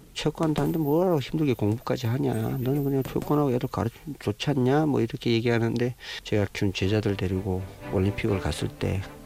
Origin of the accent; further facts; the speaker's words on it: North Korea; moved away as an adult; now in South Korea; 공산국가에서 태어났지만